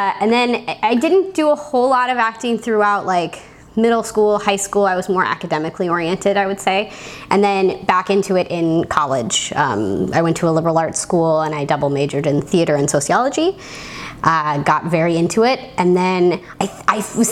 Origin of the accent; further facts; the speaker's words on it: Massachusetts, United States; I grew up in Massachusetts